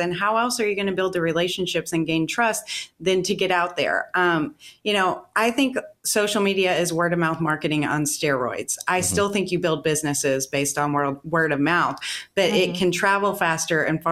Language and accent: English; Western Kentucky, United States; moved away as an adult; also born or lived in Seattle / Las Vegas; my hometown here in Kentucky, in Western Kentucky.